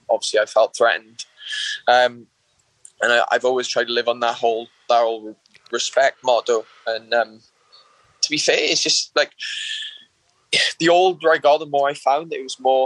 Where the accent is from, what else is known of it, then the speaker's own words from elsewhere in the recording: Wales, United Kingdom; I grew up from a local town in Wales. It's a small town.